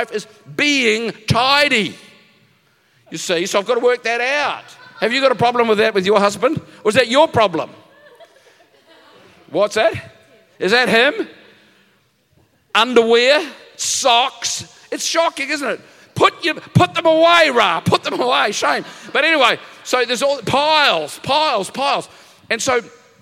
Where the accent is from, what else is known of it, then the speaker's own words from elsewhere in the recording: New Zealand; moved away as an adult; now in Narrabeen, Australia; I come from New Zealand. Okay, there's lots of the mountains.